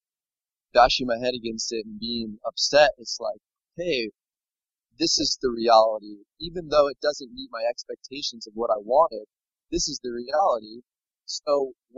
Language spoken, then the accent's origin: English; United States; moved away as an adult; now in Laos; growing up in America. I can always go back to America